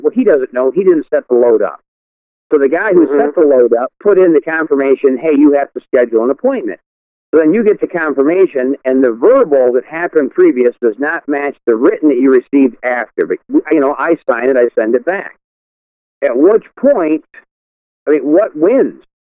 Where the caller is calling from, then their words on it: Toledo, Ohio, United States; I'm calling from Toledo, Ohio.